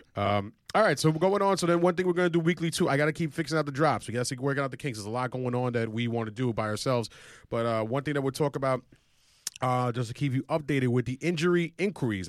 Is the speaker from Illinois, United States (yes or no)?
no; New York City, New York, United States; growing up in Woodside